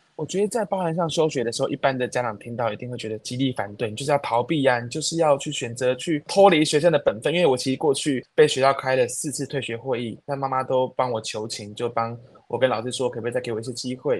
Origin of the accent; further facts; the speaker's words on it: Taiwan; 我就是台湾人啊